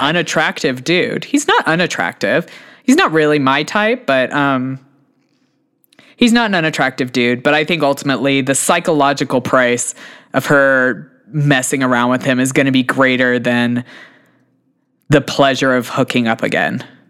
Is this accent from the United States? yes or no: yes; United States; I'm an American